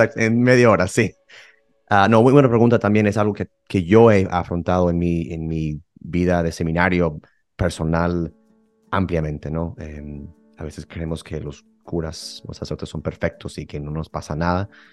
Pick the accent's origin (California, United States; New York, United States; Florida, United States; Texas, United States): Texas, United States; Houston; moved away as an adult; now in Rome, Italy; yo soy de Houston, de Texas, eh, eh, y llevo, pues sí, siete años en Roma estudiando filosofía